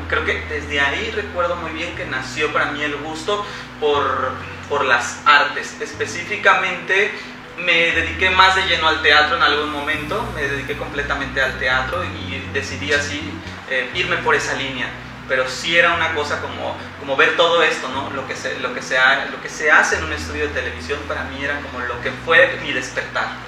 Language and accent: Spanish; Veracruz, Mexico; soy veracruzano, 100% jarocho, orgullosamente jarocho